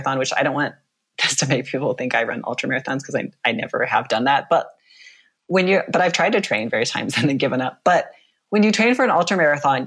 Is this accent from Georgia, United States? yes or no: no; Anchorage, Alaska, United States; I grew up in Anchorage, which is a city.